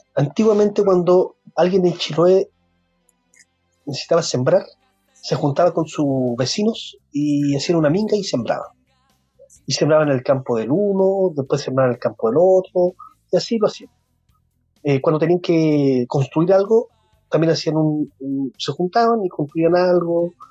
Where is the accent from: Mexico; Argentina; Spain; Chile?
Chile; Santiago, Santiago Metropolitan Region; moved away as an adult; now in Castro, Chile; Yo nací en Santiago y me vine hace 11 o 12 años ya a vivir a Chile, Castro